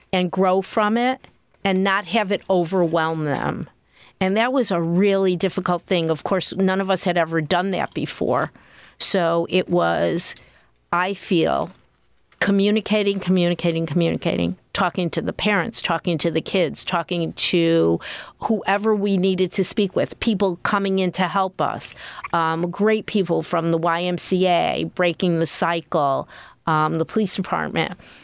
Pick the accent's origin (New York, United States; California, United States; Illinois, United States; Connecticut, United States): Connecticut, United States; moved away; I grew up in Connecticut.